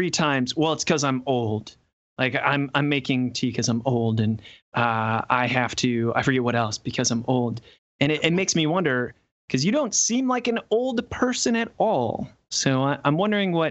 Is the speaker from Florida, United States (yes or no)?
no; Cleveland, Ohio, United States; I'm from Cleveland